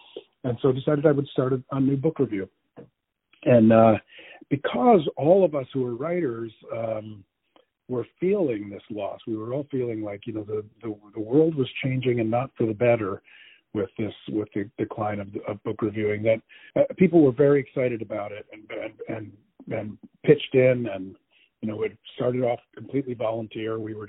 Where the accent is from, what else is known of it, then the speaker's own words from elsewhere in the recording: New Jersey, United States; also born or lived in Connecticut / Massachusetts / Florida / Iowa; I was born in New Jersey many years ago. And I wandered around this country to Connecticut, Massachusetts, down to Florida, out to Iowa, California, back to Iowa, back to California. So I've lived many places, but started off as a kid in New Jersey.